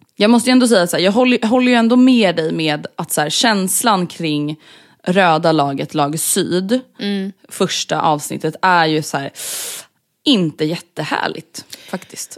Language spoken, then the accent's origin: Swedish; Stockholm, Stockholm County, Sweden